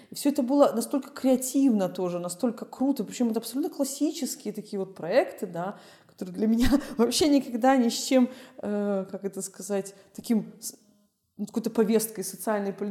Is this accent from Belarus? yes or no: yes; Belarus; я из Беларуси